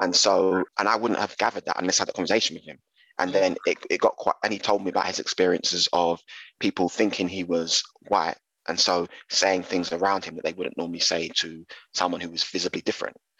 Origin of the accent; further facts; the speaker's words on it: London, United Kingdom; growing up in East London